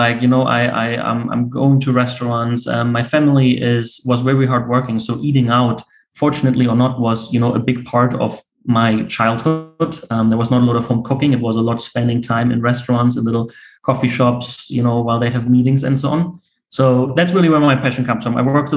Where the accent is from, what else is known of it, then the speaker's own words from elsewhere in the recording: Berlin, Germany; Born and raised in Berlin